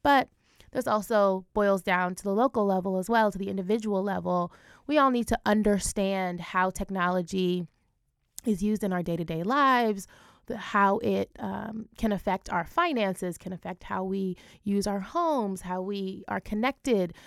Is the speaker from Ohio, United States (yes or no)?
yes; Ohio, United States; I'm from Ohio. My family's from Jamaica, um, but I grew up in Ohio